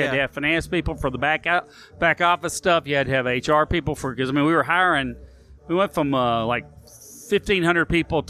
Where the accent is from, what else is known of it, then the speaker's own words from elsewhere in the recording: Memphis, Tennessee, United States; moved away as an adult; also born or lived in New York; I grew up in Orange Mountain, though.